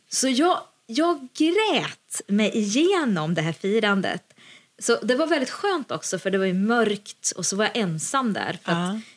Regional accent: Lesjöfors, Värmland, Sweden; Luciafirandet i Lesjöfors, där jag kommer ifrån

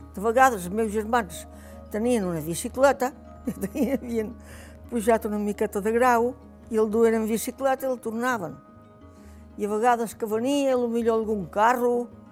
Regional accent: Formentera, Balearic Islands, Spain; Vaig néixer aquí a Formentera. Vaig néixer en aquesta caseta que hi ha ara

